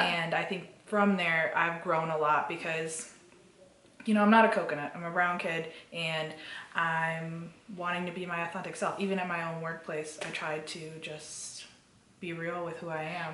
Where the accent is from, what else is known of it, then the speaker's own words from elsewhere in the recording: Chicago, Illinois, United States; also born or lived in Kerala, India / Muncie, Indiana; I grew up in Chicagoland with, you know, all of my family members always around me